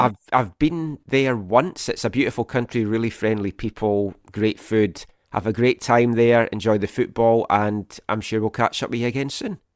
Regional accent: Scotland, United Kingdom; now in Vancouver, Canada; as a Scottish person

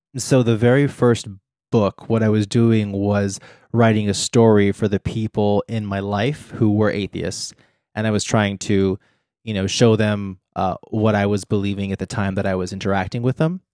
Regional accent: Texas, United States; I grew up in Texas

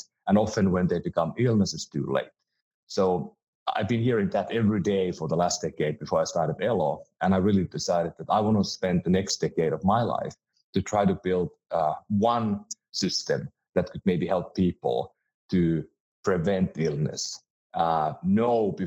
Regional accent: Finland; moved away as an adult; now in United States; I'm from Finland and moved to the US about 16 years ago.

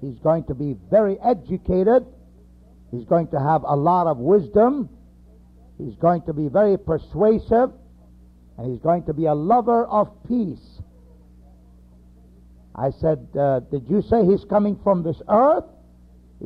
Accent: United States; we are from America

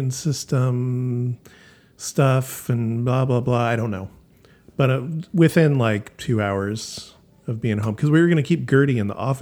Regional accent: Sacramento, California, United States; now in Rancho Cordova, United States; I'm from Sacramento

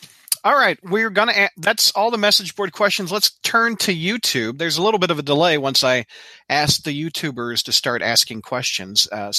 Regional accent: Canada; As a Canadian growing up in the 70s and the 80s

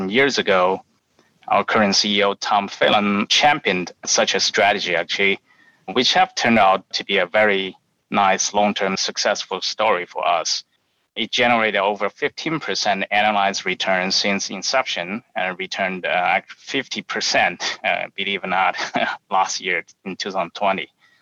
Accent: Wuhan, Hubei, China; accent: Chinese; English is a second language; moved away as an adult; also born or lived in University of Illinois, United States; now in United States; I have a Chinese accent. So I was made in China and refurbished in the United States. I was born and lived in Wuhan, China, until I was 23 years old

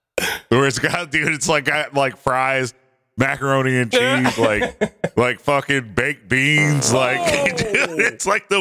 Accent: Clarkston, Michigan, United States; I'm from Clarkston, Michigan.

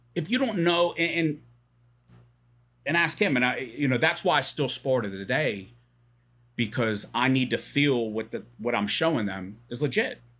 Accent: Pittsburgh, Pennsylvania, United States; moved away as an adult; now in Bedford, United States; So I grew up in Pittsburgh.

